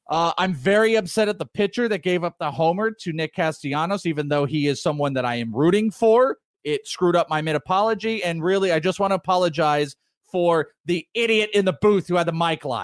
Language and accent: English; Wales, United Kingdom; now in San Diego, United States; That's …. I am Welsh.